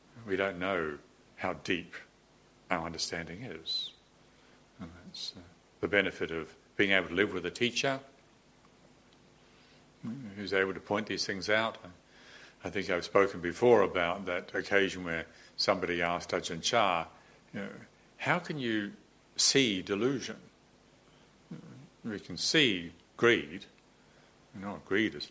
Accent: New Zealand; moved away; growing up in New Zealand

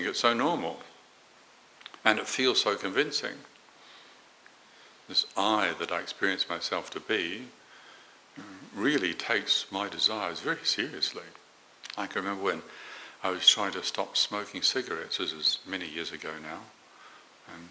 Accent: Morrinsville, Waikato, New Zealand; where I grew up in New Zealand, a small town called Moranville

